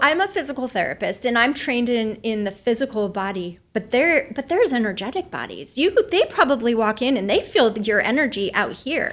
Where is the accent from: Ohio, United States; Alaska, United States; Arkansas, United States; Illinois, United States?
Alaska, United States; Soldotna; I was raised in Soldotna, Alaska, on the Kenai Peninsula.